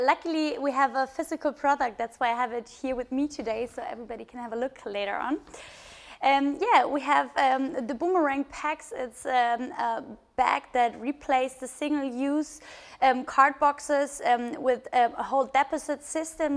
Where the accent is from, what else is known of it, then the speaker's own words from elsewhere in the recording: Bavaria, Germany; my co-founder Christian and and me, we are from Bavaria